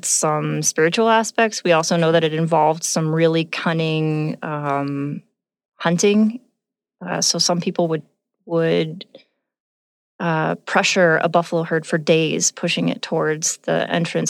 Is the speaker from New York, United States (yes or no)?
no; Southern California, United States; now in Montana, United States; I'm from Southern California.